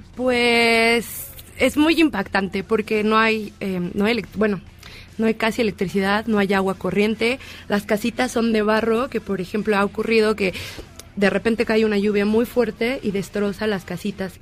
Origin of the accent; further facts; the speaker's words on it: Mexico; nosotros como mexicanos